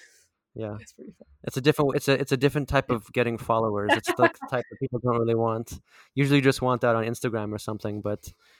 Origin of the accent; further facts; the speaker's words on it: Delta, British Columbia, Canada; Because I grew up in the Delta School District. I don't know what number that is.